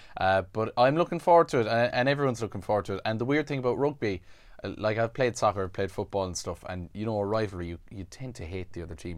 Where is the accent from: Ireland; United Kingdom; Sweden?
Ireland; because I'm Irish, I have, you know, I'm covered insurance-wise, 'cause I'm from here